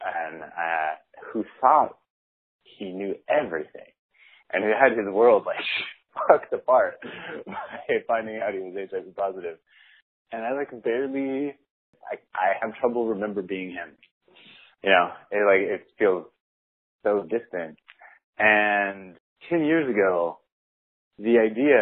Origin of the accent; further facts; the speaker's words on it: San Diego, California, United States; I grew up in San Diego.